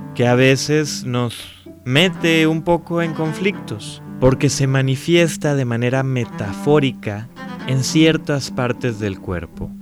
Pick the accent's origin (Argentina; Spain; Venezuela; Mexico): Mexico; México y los mexicanos tenemos que aprender